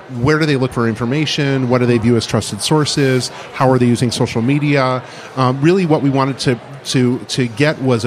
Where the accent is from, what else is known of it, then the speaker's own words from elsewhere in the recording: Midwest, United States; now in Boston, United States; So I grew up in the middle of the country